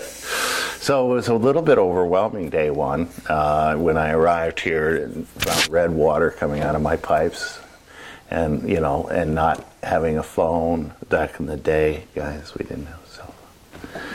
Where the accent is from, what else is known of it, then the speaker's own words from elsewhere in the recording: New York, United States; moved away as an adult; now in Oregon, United States; being a New Yorker